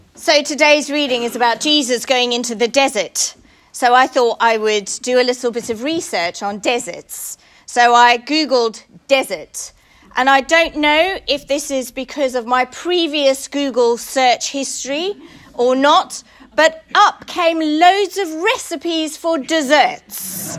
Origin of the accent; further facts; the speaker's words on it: South Africa; moved away; I grew up in South Africa.